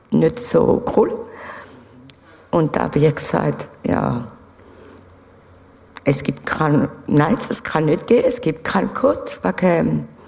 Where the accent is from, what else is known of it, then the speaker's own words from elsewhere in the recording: France; ich bin ursprünglich Französin. Ich bin aufgewachsen in einem äh, evangelischen Kinderheim.